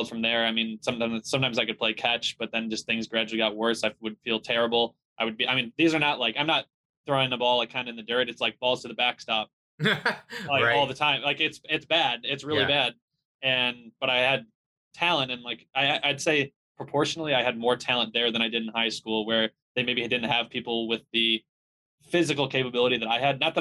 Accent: Chicago, Illinois, United States; I'm from Chicago area, suburbs of Chicago. I grew up there

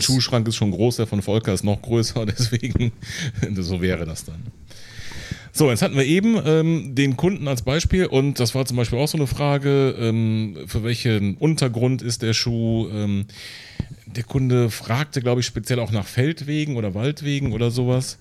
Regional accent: Siegburg area, North Rhine-Westphalia, Germany; now in Neunkirchen-Seelscheid, Germany; ich komme hier aus der Ecke

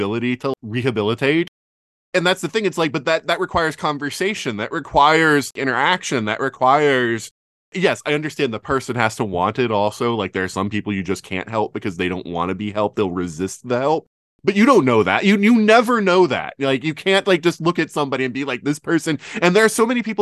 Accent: Deep South, United States; growing up in the Deep South

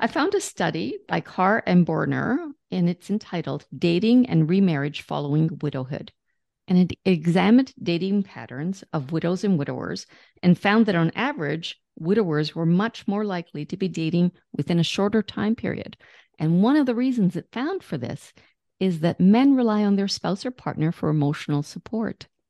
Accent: Canada; I'm Canadian

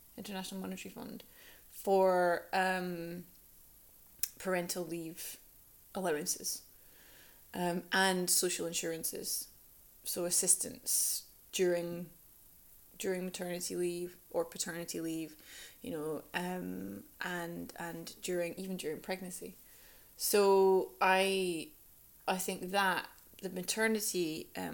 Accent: Scotland, United Kingdom; accent: Scottish; also born or lived in London; now in Sweden; my Scottish tongue

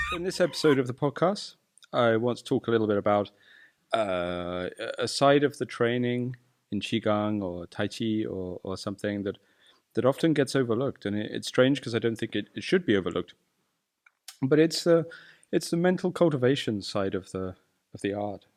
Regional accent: United Kingdom; I'm British

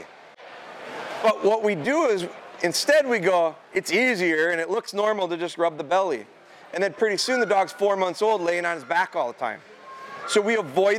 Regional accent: Pulaski, United States; we're from Pulaski. Pulaski's kind of a farm community

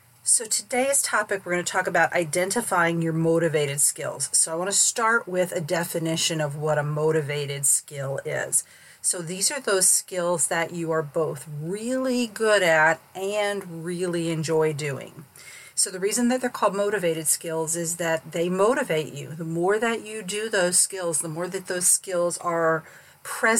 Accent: St. Petersburg, Florida, United States; also born or lived in Northeast Missouri; I grew up in St. Petersburg, Florida, where there was no change of seasons

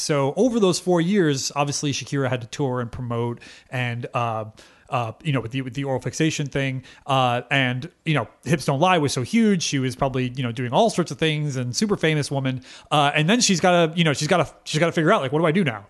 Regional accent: United States; we're American

